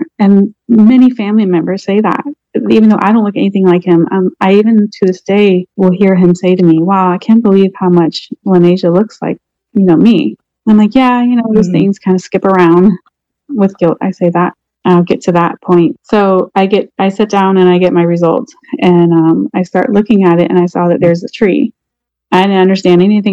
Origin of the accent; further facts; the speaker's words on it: Portsmouth, Virginia, United States; now in Orlando, United States; I live in Orlando. My hometown is Portsmouth, Virginia.